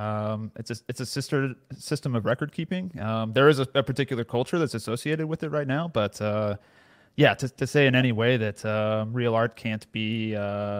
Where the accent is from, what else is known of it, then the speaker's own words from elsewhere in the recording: near Austin, Central Texas, United States; I grew up in Central Texas, so close to Austin, basically suburbs around Austin. I've pretty much lived here my entire life.